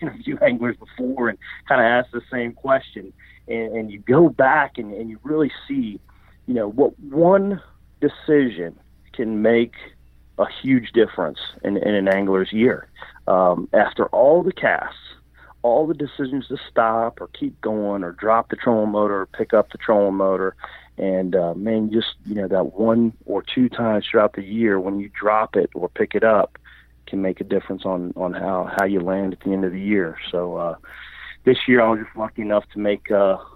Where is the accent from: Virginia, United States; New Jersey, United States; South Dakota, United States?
Virginia, United States; where I grew up in Virginia